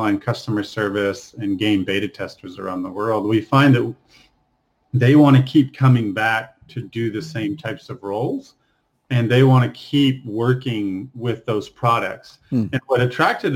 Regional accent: Texas, United States; So I grew up in Texas, 6,000-7,000 people

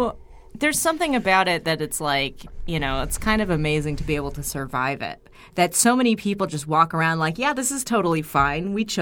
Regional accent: Bay Area, California, United States; moved away; We're all from the Bay Area. We never got summer there.

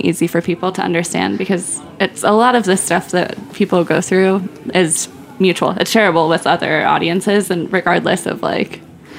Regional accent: Long Island, New York, United States; I grew up on Long Island, like, middle school, high school.

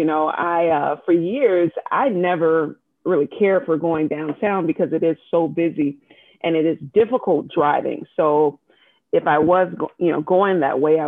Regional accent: Chicago, Illinois, United States; I'm a Chicagoan. Lived in Illinois all of my life. And so I grew up in the inner city of Chicago

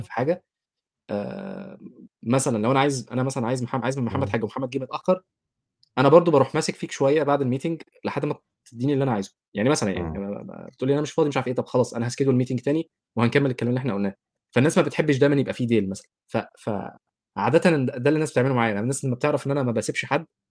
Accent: Egypt; moved away as an adult; انا جاي من مصر

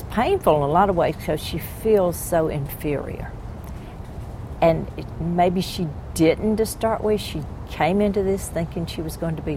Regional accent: the South, United States; I am a Southerner.

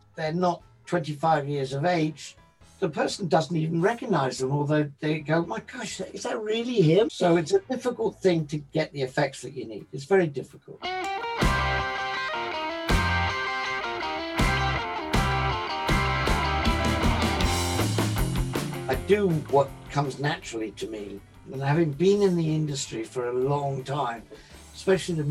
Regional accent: London, United Kingdom; Being an English boy that didn't really have in London the sort of thing they were having down in the South

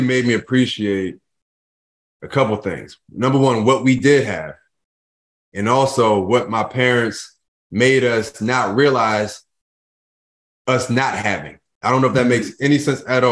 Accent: Philadelphia, Pennsylvania, United States; I grew up in Philadelphia. In North Philadelphia, to be exact

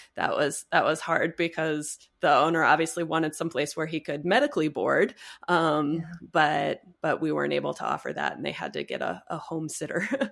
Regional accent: Cedar Rapids, Iowa, United States; moved away as an adult; now in Las Vegas, United States; I'm actually from Iowa. So, I was born in Cedar Rapids and I went to vet school at, at Iowa State.

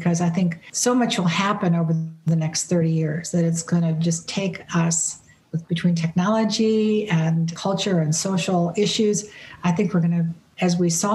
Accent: United States; As an American

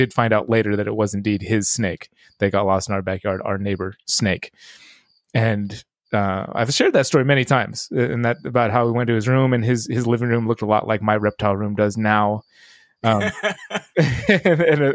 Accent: East Bay, California, United States; also born or lived in Hawaii; that's like the beginnings of my childhood, East Bay Vivarium

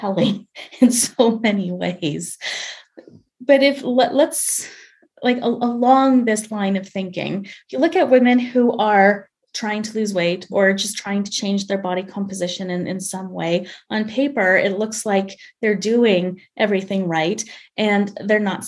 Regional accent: Canada; I'm Canadian, but I'm studying for my boards in obesity medicine in the States

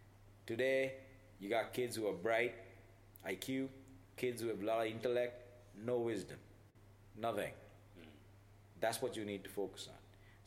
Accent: China; English is a second language; this place in my hometown. Where, you know, I think it's also common, very common in China.

